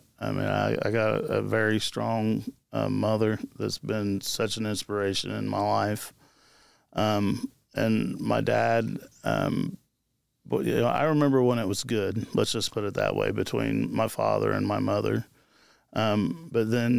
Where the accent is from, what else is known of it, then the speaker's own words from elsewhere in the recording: Marion, Indiana, United States; also born or lived in Jonesboro, Indiana / Florida; I'm originally from Marion, Indiana. That's where I'm born and raised